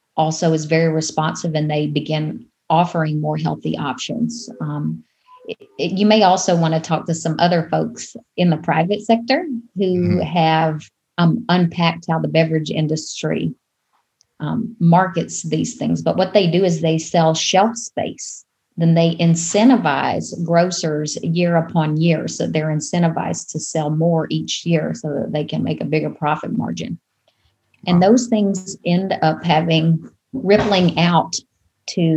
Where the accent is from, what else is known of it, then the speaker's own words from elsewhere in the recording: Arkansas, United States; now in Rhode Island, United States; I'm originally from the Deep South, from Arkansas.